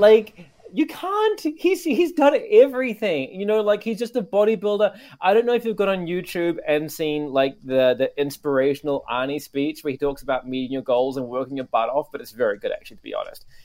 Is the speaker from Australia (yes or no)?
no; New Zealand; also born or lived in Japan / Canada; now in Tokyo, Japan; my home country, New Zealand